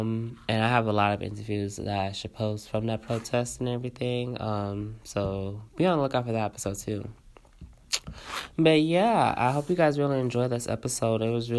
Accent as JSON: {"language": "English", "town": "St. Louis", "region": "Missouri", "country": "United States", "said": "I'm from St. Louis. Everybody's from Mississippi."}